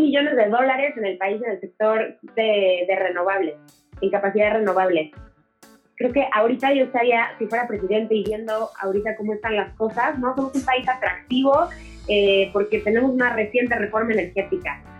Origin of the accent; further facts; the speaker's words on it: Mexico; como mexicanos vivimos en, en un autoritarismo puro